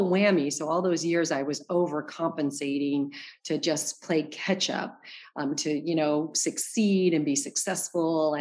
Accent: Arizona, United States; moved away as an adult; also born or lived in New York; now in Los Angeles, United States; I'm from Arizona

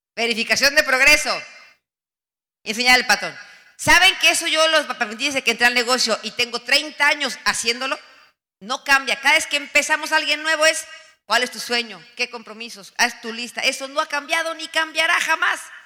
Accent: Mexico; moved away as an adult; also born or lived in United States; En mi país

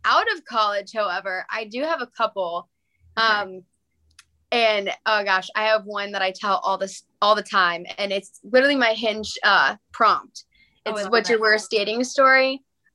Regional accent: Painesville, Ohio, United States; I grew up in Painesville.

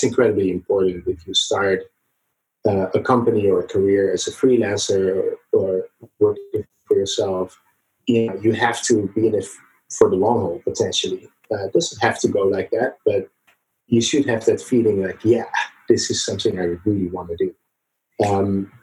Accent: Netherlands; moved away as an adult; also born or lived in San Francisco Bay Area, United States; now in San Francisco, United States; I was born in the Netherlands in Europe, and I came to the Bay Area, San Francisco, about 6 years ago

